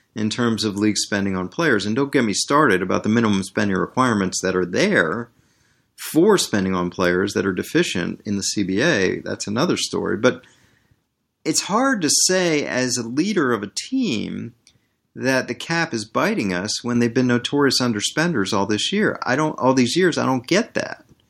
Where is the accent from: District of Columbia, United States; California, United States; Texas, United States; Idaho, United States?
District of Columbia, United States; Washington; I'm born and bred in Washington, D C